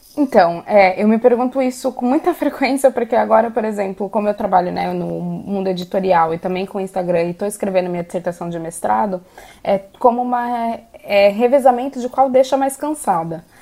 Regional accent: Brazil; also born or lived in Ireland; now in Portugal; nós enquanto brasileiros

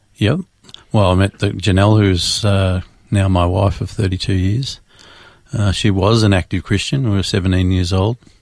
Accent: Melbourne, Victoria, Australia; Born and raised in Melbourne, Australia

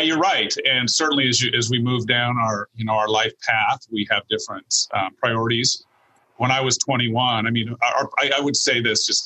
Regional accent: Seattle, Washington, United States; I was born and raised in Seattle and have lived here almost all of my life

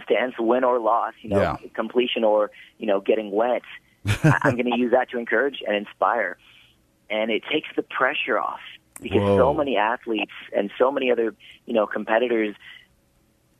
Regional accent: Houston, Texas, United States; growing up in Houston, coming from a huge family of five kids

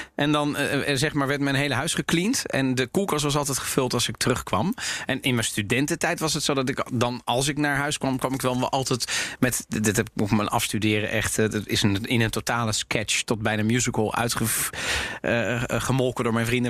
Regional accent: Netherlands; ik ben ook opgegroeid in Nederland

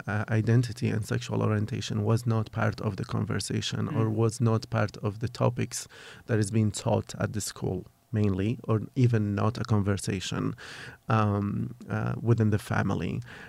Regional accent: Kurdistan Region, Iraq; English is a second language; I am 33 years old. I am originally from Kurdistan, from a very small town of Kurdistan. I grew up in a quite very conservative / religious family, but just like, you know, very common a traditional family in Kurdistan.

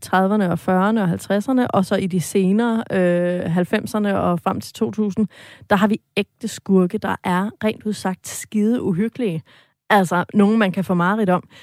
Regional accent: Sorø, Zealand, Denmark; jeg selv er fra øh, Sorø, øh, som jo ligger lige mellem øh, altså Ringsted og Slagelse og Næstved. Altså de her, den her gode vestjyllandske muld, jeg er vokset op i.

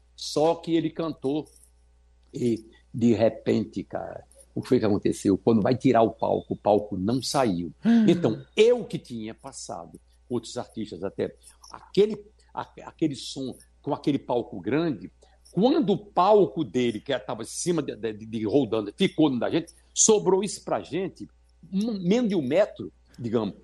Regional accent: São Bento do Una, Pernambuco, Brazil; Pela primeira vez eu cantei no Cine Rex em São Bento do Una, a cidade onde eu nasci, no agreste meridional de Pernambuco

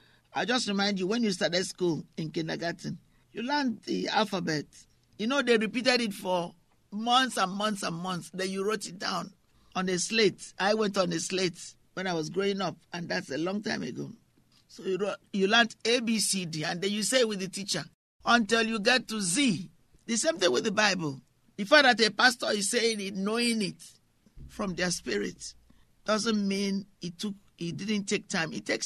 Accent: England, United Kingdom; also born or lived in France; or sometimes when I grew up in England, because I saw things that were very unsettling.

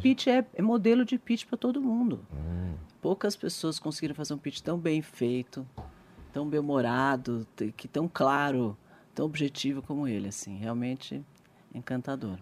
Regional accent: Brazil; Eu sou brasileira, adoro o Brasil. Sou muito patriota

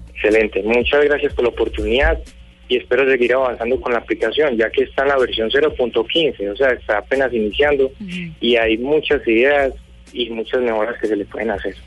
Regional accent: Colombia; yo como ciudadano colombiano

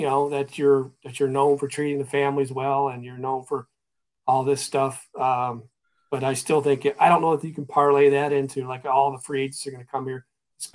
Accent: Ohio, United States; moved away as an adult; now in Minnesota, United States; I'm from Ohio

